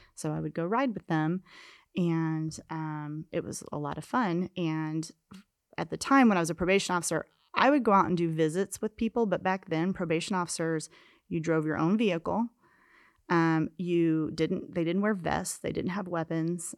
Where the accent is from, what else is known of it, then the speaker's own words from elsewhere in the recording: Kansas City, United States; moved away as an adult; I grew up in Kansas City, and, um, I l left there, uh, right when I turned eighteen